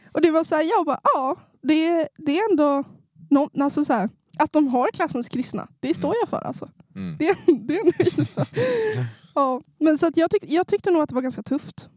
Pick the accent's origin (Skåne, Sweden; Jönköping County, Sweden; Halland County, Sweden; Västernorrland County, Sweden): Västernorrland County, Sweden; Sundsvall; Jag är en norrlänning. Det kanske inte hörs på min dialekt, men jag är från Sundsvall